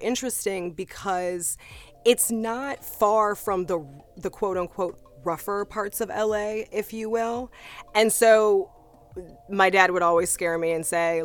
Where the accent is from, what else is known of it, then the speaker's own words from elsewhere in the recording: Los Angeles, California, United States; Ladera Heights is the neighborhood